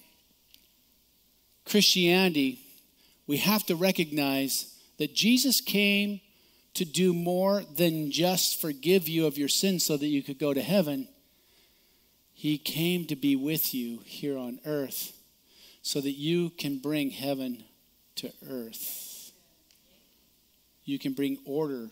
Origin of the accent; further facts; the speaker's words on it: United States; I'm an American